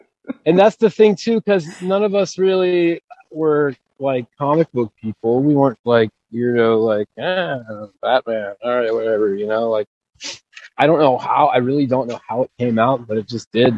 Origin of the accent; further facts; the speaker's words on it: St. Cloud, Florida, United States; also born or lived in Orlando, Florida; born about 3 miles, not even 2 miles from where I'm standing right now. And then I grew up in St. Cloud, which is about 30 minutes south of here.